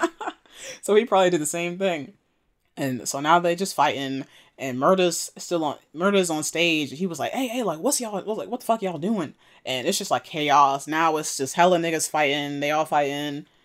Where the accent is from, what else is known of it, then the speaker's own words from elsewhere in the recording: Maryland, United States; I'm from Maryland